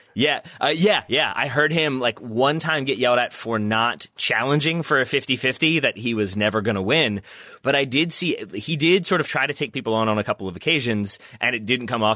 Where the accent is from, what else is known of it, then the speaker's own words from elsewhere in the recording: United States; as an American